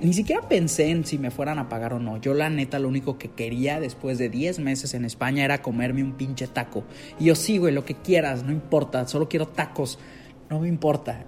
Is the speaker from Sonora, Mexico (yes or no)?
no; Monterrey, Nuevo León, Mexico; yo soy regio, soy de Monterrey